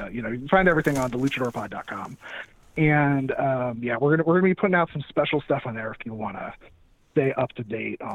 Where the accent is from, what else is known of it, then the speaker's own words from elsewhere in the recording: Southern California, United States; moved away; I'm from Southern California originally